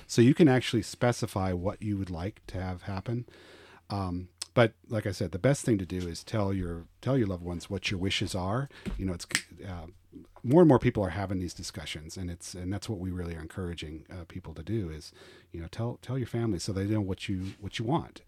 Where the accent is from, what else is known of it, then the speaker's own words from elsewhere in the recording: Colorado, United States; moved away as an adult; also born or lived in Roswell, Georgia / Blue Ridge, Georgia; now in Georgia, United States; I am originally from Colorado